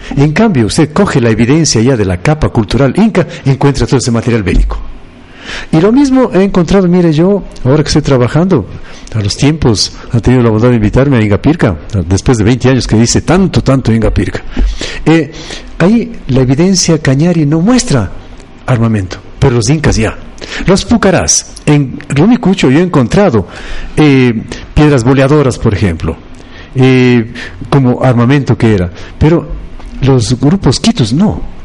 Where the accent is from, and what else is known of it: Ecuador